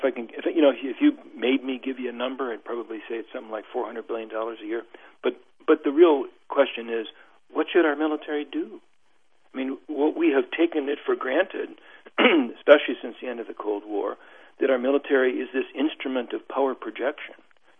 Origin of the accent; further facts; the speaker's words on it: United States; I'm an American academic